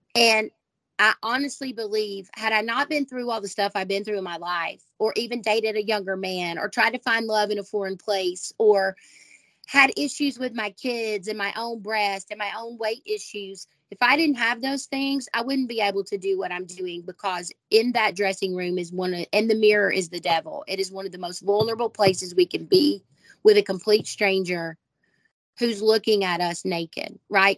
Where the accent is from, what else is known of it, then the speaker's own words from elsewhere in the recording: the South, United States; I was born and raised in the South in the first row of the First Baptist Church